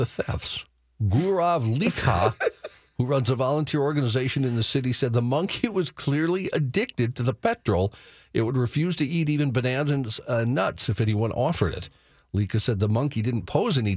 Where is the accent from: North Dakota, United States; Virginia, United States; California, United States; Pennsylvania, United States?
North Dakota, United States; moved away; my home state of North Dakota.